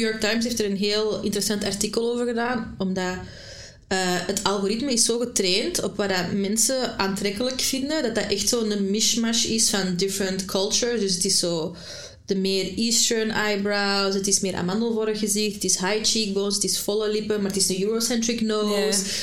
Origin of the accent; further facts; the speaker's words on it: Antwerp, Flanders, Belgium; also born or lived in Brasschaat; van Antwerpen